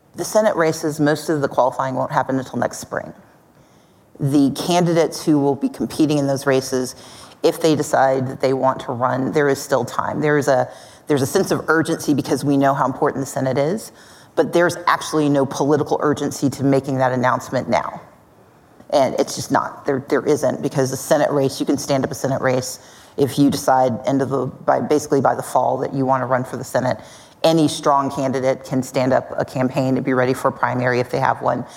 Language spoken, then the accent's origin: English; Mississippi, United States; now in Georgia, United States; I grew up in Mississippi. I live in Georgia.